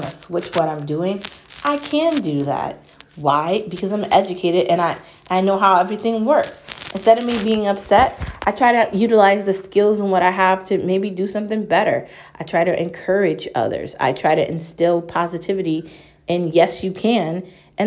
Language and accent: English; United States; I'm American. I'm real American